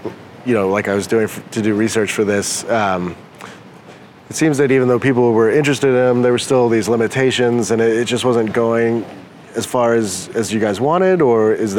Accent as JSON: {"language": "English", "region": "West Texas", "country": "United States", "tie": "born or raised there", "said": "I grew up in West Texas, and my parents were staunch atheists, and you know, everybody went to church"}